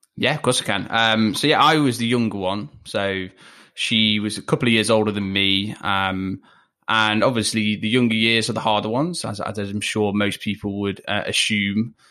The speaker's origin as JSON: {"language": "English", "town": "Leicester", "region": "East Midlands", "country": "United Kingdom", "tie": "born or raised there", "accent": "chavvier", "moved": "yes", "said": "I grew up not in Manchester, I grew up in Leicester"}